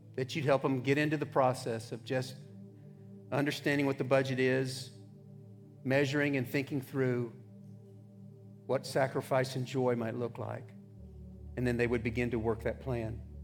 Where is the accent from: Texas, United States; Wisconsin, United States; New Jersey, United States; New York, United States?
Texas, United States; I grew up in Texas